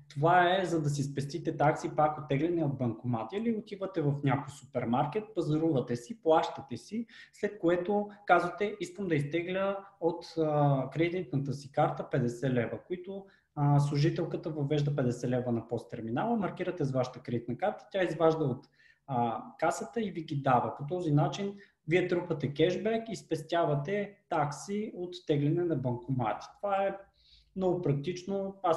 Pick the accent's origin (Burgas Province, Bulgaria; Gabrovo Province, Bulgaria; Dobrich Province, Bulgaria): Gabrovo Province, Bulgaria; като един габровец